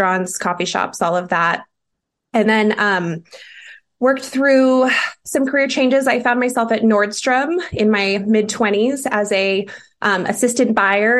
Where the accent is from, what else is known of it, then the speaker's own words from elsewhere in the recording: Seattle, Washington, United States; moved away as an adult; now in Lincoln, United States; Born and raised in Seattle, Washington